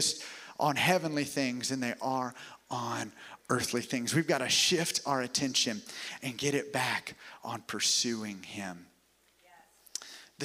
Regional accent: the South, United States; also born or lived in Alabama; now in Tampa, United States; I was raised here in the South

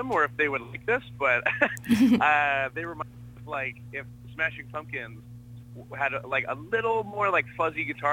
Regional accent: Canada; being from Canada

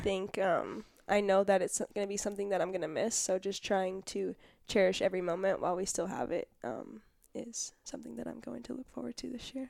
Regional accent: Irvine, California, United States; born and raised in Irvine, California.

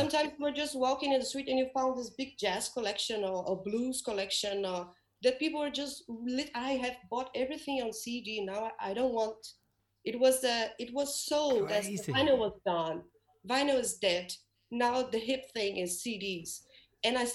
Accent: Rio de Janeiro, Brazil; English is a second language; moved away as an adult; also born or lived in London; now in Denmark; Rio, my hometown

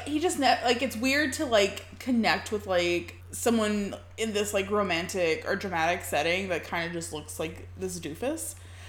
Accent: the Bayou, Louisiana, United States; now in New Orleans, United States; being from the Bayou and being Cajun

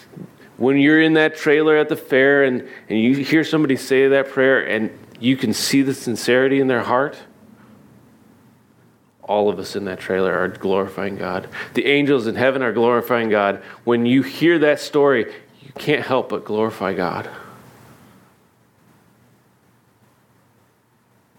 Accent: Indiana, United States; now in Naples, United States; I had a sycamore tree growing up in Indiana

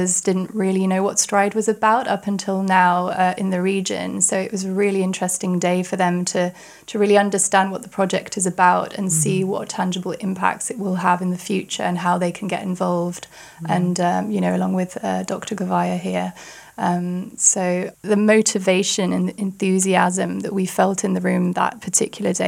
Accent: United Kingdom; accent: British; also born or lived in France; I'm half French, half English

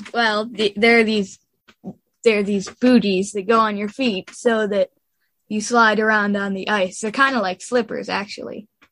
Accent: New Berlin, Wisconsin, United States; New Berlin, Wisconsin.

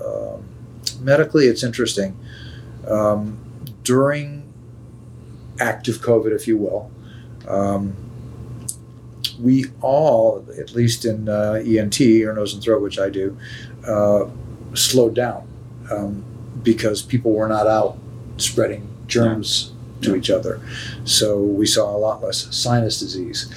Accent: Fort Wayne, Indiana, United States; moved away as an adult; now in Chicago, United States; I grew up in Fort Wayne, Indiana, which was an absolutely wonderful place to grow up.

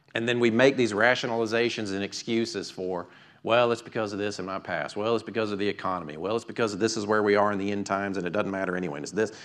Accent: United States; I grew up right here in Fayette County

